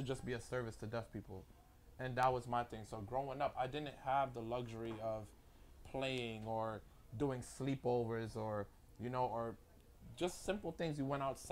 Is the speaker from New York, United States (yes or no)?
yes; New York City, New York, United States; I'm from Brooklyn